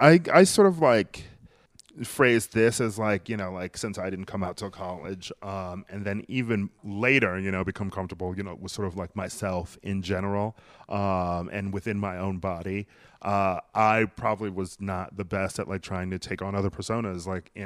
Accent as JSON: {"language": "English", "town": "Milwaukee", "region": "Wisconsin", "country": "United States", "tie": "born or raised there", "said": "Yeah, Wisconsin is very quaint. I don't know. I've always had a weird relationship with that city"}